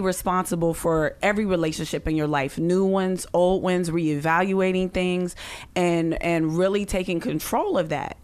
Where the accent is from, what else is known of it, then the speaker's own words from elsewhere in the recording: Pittsburgh, Pennsylvania, United States; I'm from Pittsburgh, so we would, you know, go back